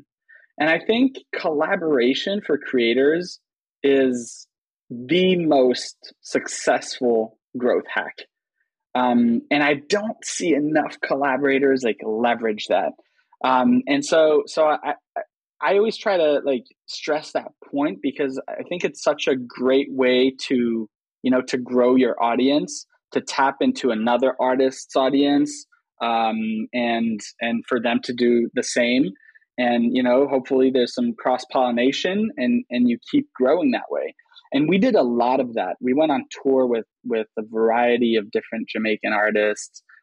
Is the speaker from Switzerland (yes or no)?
yes; Switzerland; moved away as an adult; also born or lived in United States; I grew up in Switzerland, right? So, just picture like an 11-year-old Swiss American kid